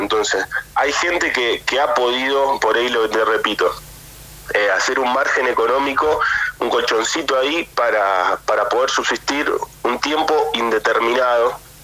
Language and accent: Spanish; Argentina; now in Europe; nosotros también somos argentinos